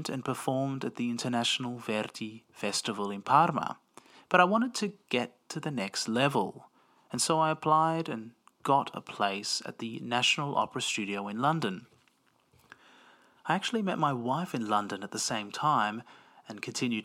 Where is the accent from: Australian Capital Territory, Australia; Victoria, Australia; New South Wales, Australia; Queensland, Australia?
Victoria, Australia; Melbourne; I grew up in Melbourne, Australia, and have an Italian and Greek Cypriot background